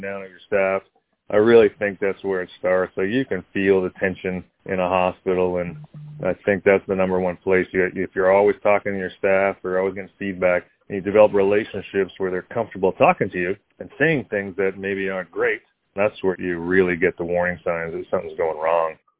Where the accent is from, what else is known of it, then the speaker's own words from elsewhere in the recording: Canada; also born or lived in South Carolina / Buffalo, New York; now in Georgia, United States; Growing up in Canada